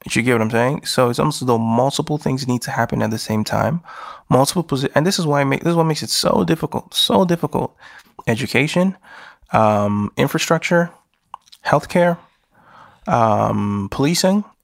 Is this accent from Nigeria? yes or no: yes; Nigeria; I'm a Nigerian who's living in the Western world.